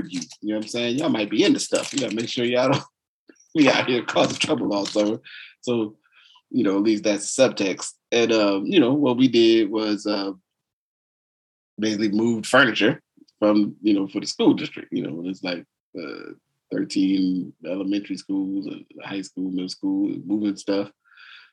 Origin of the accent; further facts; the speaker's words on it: New Jersey, United States; I grew up in New Jersey, school didn't end until almost the middle of the month of June